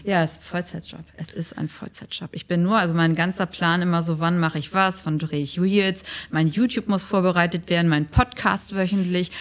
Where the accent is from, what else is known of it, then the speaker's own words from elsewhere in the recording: Germany; now in Dubai, United Arab Emirates; als Deutsche